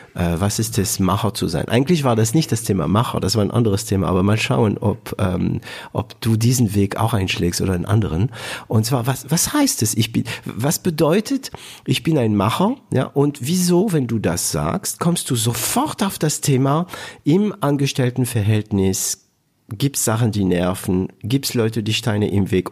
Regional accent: France; German is a second language; also born or lived in Southern Germany; now in Germany

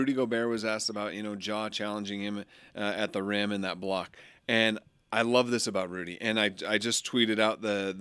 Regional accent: Utah, United States; I grew up in Utah

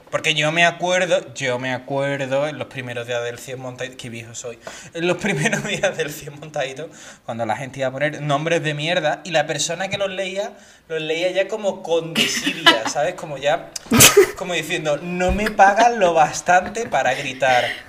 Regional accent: Seville, Andalusia, Spain; also born or lived in Basque Country; now in Catalonia, Spain; yo soy de Sevilla

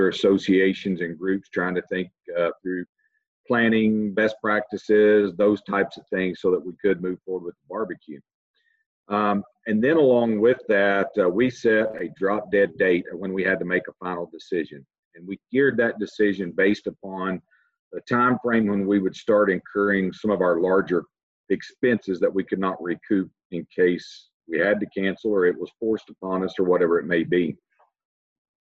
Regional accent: Texas, United States; moved away as an adult; I'm originally from Texas. Spent all my life up until this point in Texas. I kind of grew up through the agricultural ranks

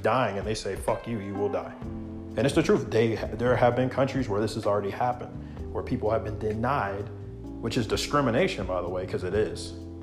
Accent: United States

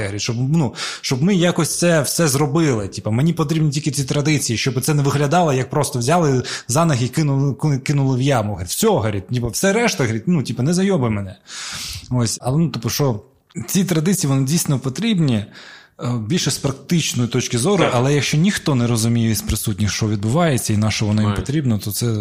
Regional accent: Crimea, Ukraine; я типу з Криму, я кримський татарин

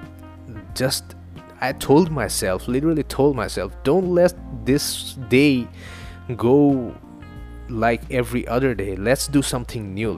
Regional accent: Northeast India, India; first language Assamese; English is a second language; English is not my first language. It's not even Hindi. It's from another part of India called Northeast India. And the language is called Assamese

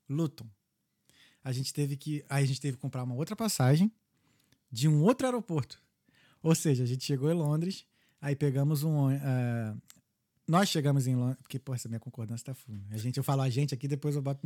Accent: Brazil; now in Dublin, Ireland; a gente é brasileiro

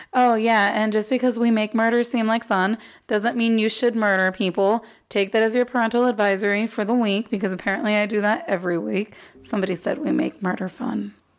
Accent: Arizona, United States; also born or lived in Texas; My parents moved us to Arizona, right, like when I was one or two or something like that but Arizona is where I've spent the last 27 years

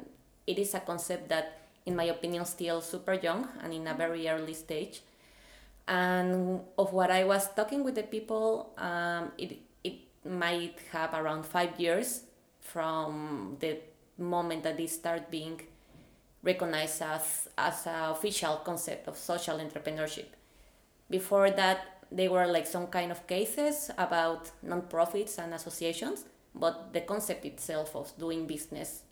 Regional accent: Mexico City, Mexico; moved away as an adult; now in Denmark; I am from Mexico City, and I came to Denmark

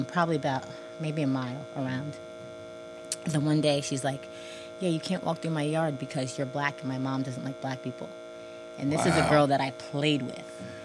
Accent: Verona, New Jersey, United States; also born or lived in Orange, New Jersey; So the first probably 4 years of my life, I was in Orange, New Jersey. And then when I was in about kindergarten, first grade, we moved to Verona

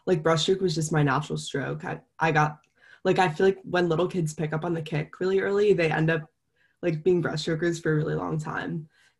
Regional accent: Ohio, United States; also born or lived in Jamaica; I was born in Ohio

